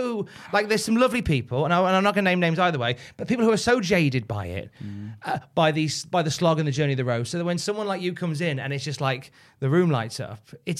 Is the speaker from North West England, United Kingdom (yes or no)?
no; West Midlands, United Kingdom; I'm from the West Midlands